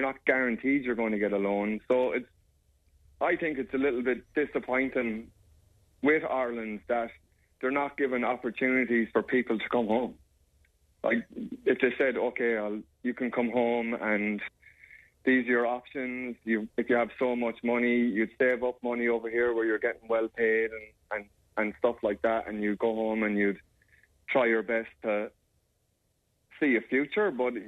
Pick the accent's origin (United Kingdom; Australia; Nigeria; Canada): Australia; Because I'm an Australian citizen, and so is my daughter.